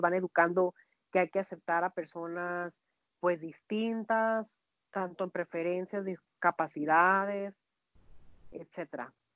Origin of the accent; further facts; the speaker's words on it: Mexico; also born or lived in Hermosillo, Sonora; nosotros como mexicanos